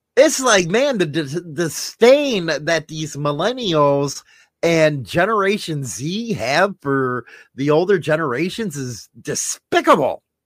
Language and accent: English; United States; as an American